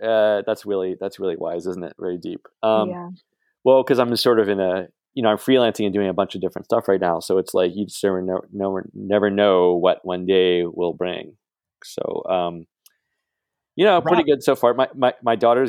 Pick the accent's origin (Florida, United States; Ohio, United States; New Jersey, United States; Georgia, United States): Georgia, United States; Atlanta; moved away as an adult; also born or lived in New York; now in Los Angeles, United States; I'm from Atlanta